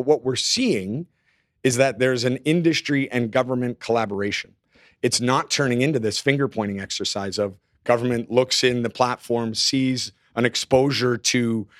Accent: Canada; As a Canadian, I will apologize right now.

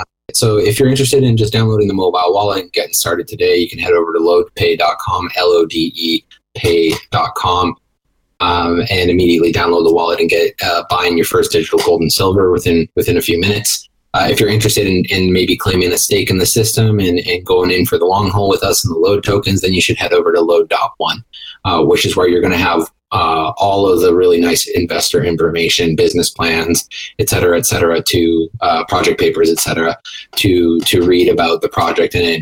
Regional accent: Canada; me being Canadian

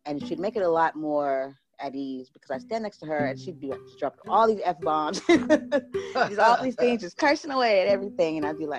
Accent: San Diego, California, United States; San Diego, California.

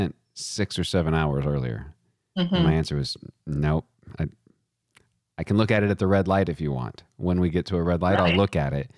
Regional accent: West Texas, United States; I'm from way West Texas

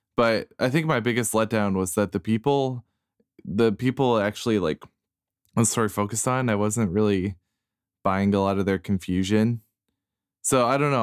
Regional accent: Iowa, United States; a straight cisgendered white guy who grew up in Iowa

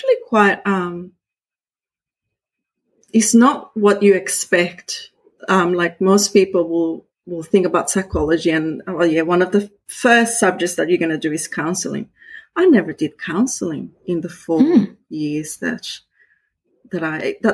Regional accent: Costa Rica; first language Spanish; English is a second language; moved away as an adult; now in Australia; I was born in Costa Rica

